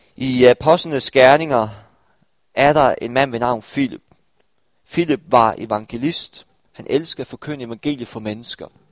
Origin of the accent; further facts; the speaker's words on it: Stepping, Southern Denmark, Denmark; now in Aarhus, Denmark; jeg var fra en lille landsby ved navn Stepping